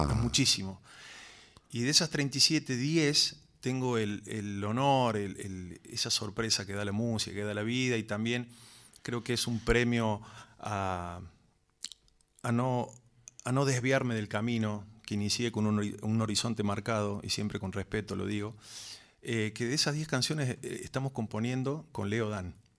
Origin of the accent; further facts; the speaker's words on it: Córdoba, Argentina; ahí nacimos nosotros, somos tres hermanos. Y viví toda mi vida en Córdoba